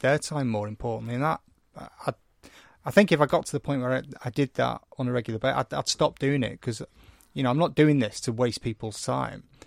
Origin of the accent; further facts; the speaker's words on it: St Helens and Wigan, North West England, United Kingdom; I come from Saint Helens and Wigan